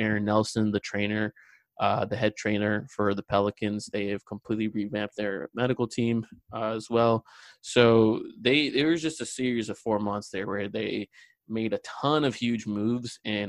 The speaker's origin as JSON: {"language": "English", "country": "India", "also_born_or_lived": "Australia", "said": "Well, yeah, I'm Indian. I lived in Australia for about 4 years when I was young."}